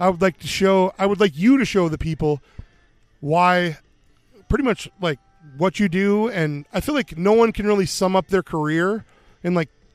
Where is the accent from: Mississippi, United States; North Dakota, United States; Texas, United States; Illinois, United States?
North Dakota, United States; Minot; born or raised there